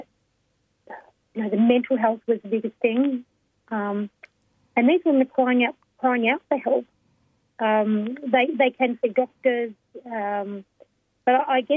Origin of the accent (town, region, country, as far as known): Melbourne, Victoria, Australia